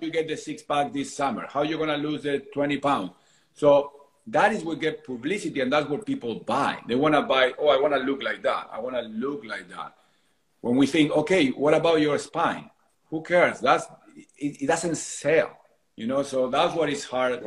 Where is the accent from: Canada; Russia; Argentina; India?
Argentina; moved away as an adult; now in San Diego, United States; I am originally from Argentina, but I left Argentina my early 20s